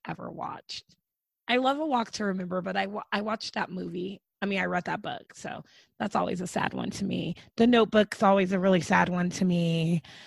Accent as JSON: {"language": "English", "country": "United States"}